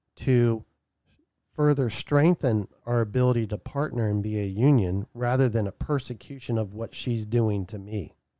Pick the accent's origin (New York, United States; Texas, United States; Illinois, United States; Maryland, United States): Maryland, United States; now in Vermont, United States; I'm gonna be relocating from Vermont back to my hometown in Maryland